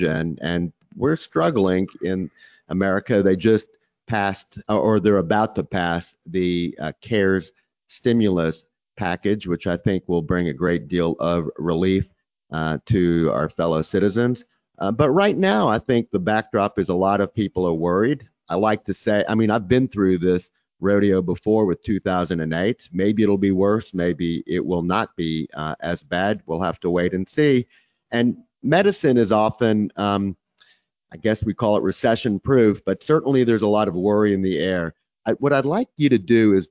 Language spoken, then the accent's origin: English; Texas, United States; I'm from Texas